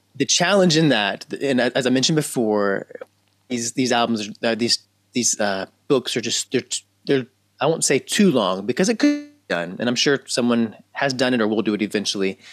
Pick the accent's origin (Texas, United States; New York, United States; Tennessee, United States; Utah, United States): Tennessee, United States; Memphis; have born and raised in Memphis, Tennessee